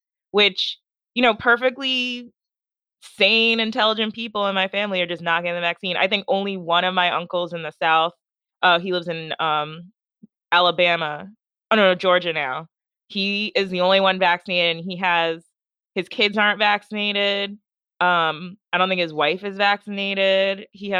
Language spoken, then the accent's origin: English; Nigeria; So, like, we're Nigerian, so, like, all our families in Nigeria, a lot of them aren't vaccinated either.